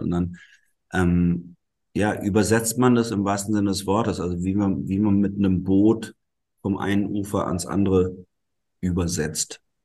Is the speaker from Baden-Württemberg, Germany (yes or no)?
yes; Black Forest, Baden-Württemberg, Germany; first language German and Italian; ich bin im Schwarzwald in Süddeutschland aufgewachsen